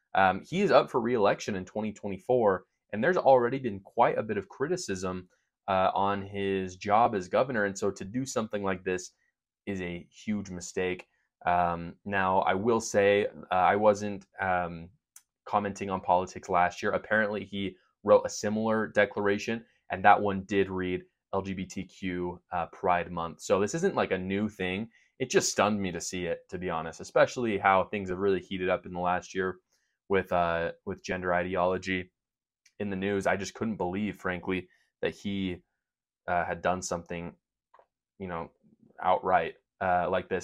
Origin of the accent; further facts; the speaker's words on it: Utah, United States; I am from Utah